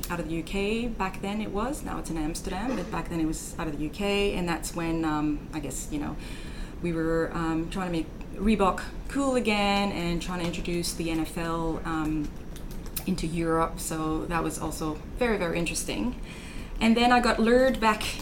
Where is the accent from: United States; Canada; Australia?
Canada; moved away as an adult; also born or lived in Germany / Munich; as you can maybe tell by my accent, born and raised in Canada, French part of Canada.